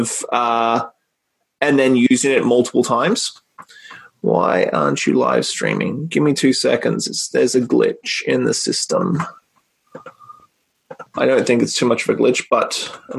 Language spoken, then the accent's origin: English; Australia; back home in Australia